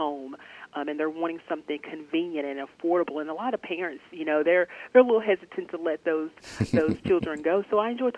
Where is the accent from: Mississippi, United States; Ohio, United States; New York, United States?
Mississippi, United States; Shannon; moved away as an adult; now in Senatobia, United States; I am a native Mississippian. I am from Northeast Mississippi, actually. Born and raised in Lee County, Shannon, Mississippi